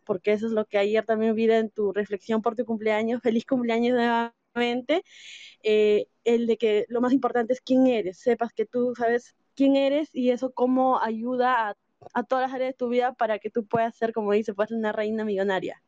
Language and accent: Spanish; Peru; Soy de Perú